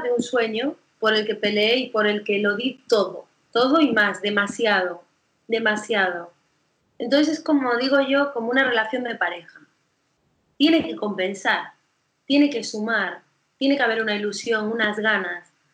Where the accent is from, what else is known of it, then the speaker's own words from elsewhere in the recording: Galicia, Spain; moved away; also born or lived in Barcelona / Madrid; yo soy gallega